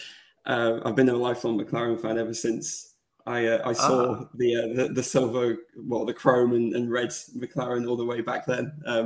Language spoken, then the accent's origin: English; Rochdale, North West England, United Kingdom; moved away as an adult; I grew up in Rochdale in the northwest of England. It's about 8 miles northeast of Manchester.